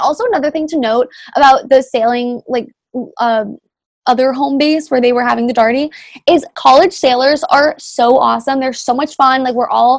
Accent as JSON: {"language": "English", "region": "New England", "country": "United States", "said": "we're from New England"}